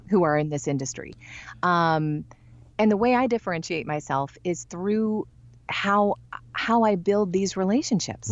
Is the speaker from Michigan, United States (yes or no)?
yes; Michigan, United States; I'm from Michigan. I'm not from the South